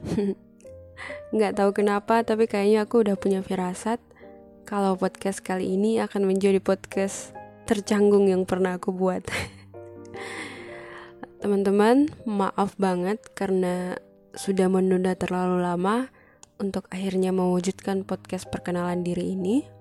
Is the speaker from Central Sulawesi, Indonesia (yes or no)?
yes; Luwuk, Central Sulawesi, Indonesia; Aku berasal dari Sulawesi Tengah Tapi bukan di ibu kota Palu Aku dari kota kecil di Kabupaten Banggai Nama kotanya Luwuk